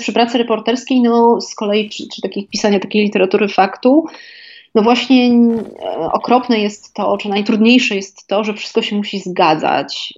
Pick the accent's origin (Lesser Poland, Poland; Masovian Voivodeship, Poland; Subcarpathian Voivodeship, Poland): Lesser Poland, Poland; Kraków; będąc krakowianką i żyjąc w tym mieście przez wiele lat